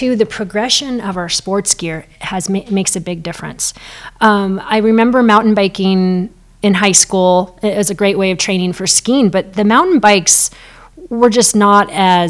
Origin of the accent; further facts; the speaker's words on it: Girdwood, Alaska, United States; also born or lived in Anchorage; It wasn't like Girdwood was a smaller town than Anchorage, because I also spent time growing up in Anchorage.